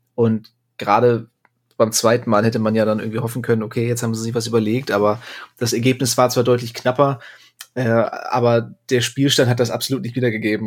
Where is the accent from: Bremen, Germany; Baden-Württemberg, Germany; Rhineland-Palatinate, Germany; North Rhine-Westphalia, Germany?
Bremen, Germany; ich als Bremer, dreimal ist Bremer recht